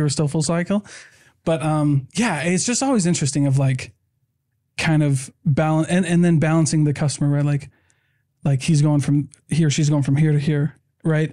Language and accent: English; Iowa, United States; We're from Iowa.